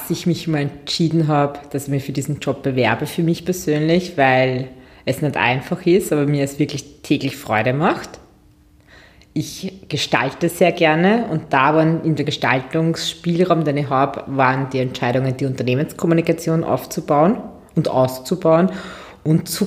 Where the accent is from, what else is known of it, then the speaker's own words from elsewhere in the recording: Lower Austria, Austria; born there; bin 39 Jahre alt, Mama von Zwillingsmädchen, die jetzt zweieinhalb Jahre alt sind, äh, gebürtige Waldviertlerin, dann Wirtschaft und Tourismus studiert, international unterwegs gewesen